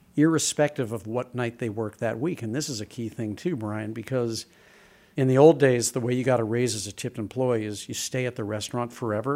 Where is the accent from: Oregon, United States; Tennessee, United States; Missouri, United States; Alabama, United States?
Missouri, United States; St. Louis; I grew up in Saint Louis, and my dad was a travel agent